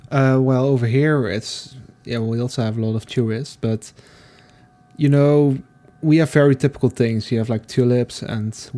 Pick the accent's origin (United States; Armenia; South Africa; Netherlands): Netherlands; it doesn't feel like I'm still mm. in my home country.